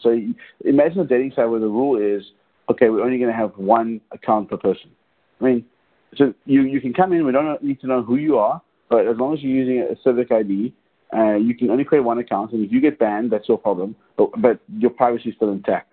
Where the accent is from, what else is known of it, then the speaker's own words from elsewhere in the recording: South Africa; I grew up in South Africa during apartheid.